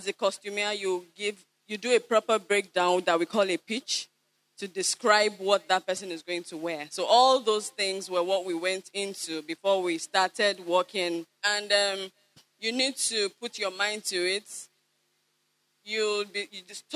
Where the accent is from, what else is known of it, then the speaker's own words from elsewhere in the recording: Kwara, Nigeria; I'm not from Badagry. I'm from Kwara State